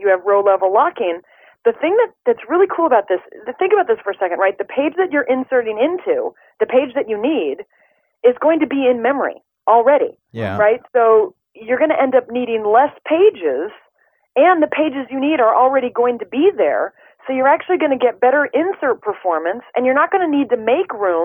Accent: Midwest, United States; I'm from the Midwest

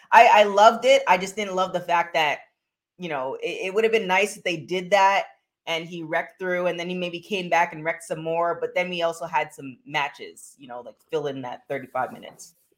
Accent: Canada; I'm from Canada

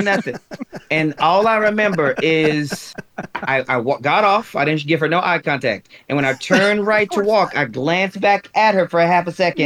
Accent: Louisiana, United States; moved away as an adult; now in Atlanta, United States; born, and I guess we'll say raised as a young man in Louisiana, okay. but I became a man, a husband, a father in Atlanta. Atlanta's home to me

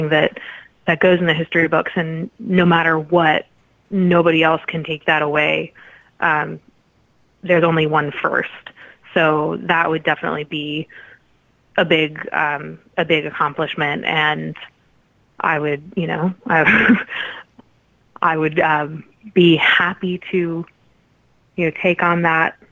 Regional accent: Midwest, United States; we are both from the Midwest

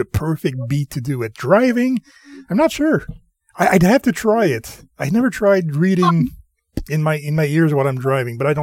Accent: Canada; we're French Canadian here

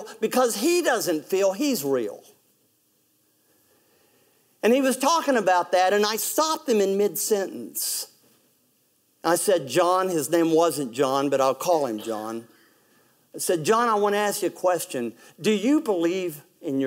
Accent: West Virginia, United States; I'm from West Virginia

